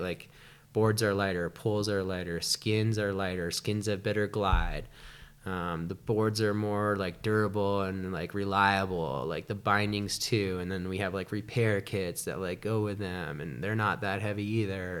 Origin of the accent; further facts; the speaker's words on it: Shelburne, Vermont, United States; moved away as an adult; also born or lived in China; now in Lake Tahoe, United States; I grew up in Shelburne